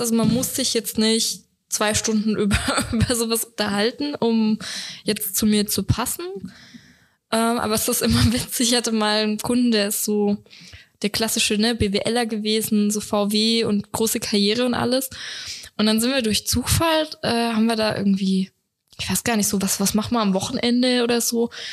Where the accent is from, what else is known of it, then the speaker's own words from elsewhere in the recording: Swabia, Germany; ich bin ja Schwabe